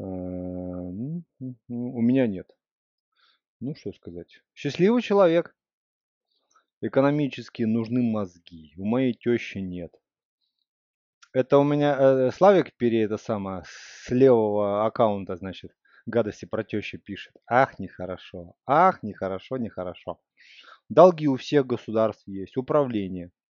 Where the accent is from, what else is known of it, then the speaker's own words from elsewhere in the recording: Russia; я из России